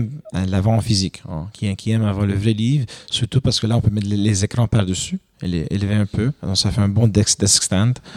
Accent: Quebec, Canada; je suis canadien, je, suis, pas, je suis québécois, je suis pas français

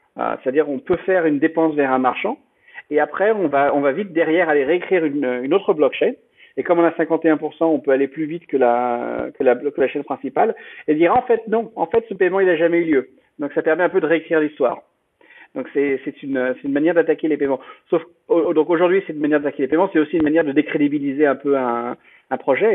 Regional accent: France; moved away as an adult; also born or lived in United States; je suis euh, français à l'origine. Euh, j'ai grandi, j'ai grandi en France, j'ai fait mes études ici, et puis bon, j'ai vécu aux États-Unis pendant depuis une douzaine d'années

